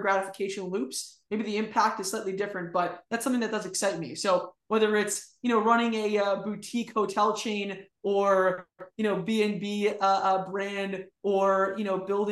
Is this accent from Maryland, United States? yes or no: no; outside of New York, United States; I grew up outside of New York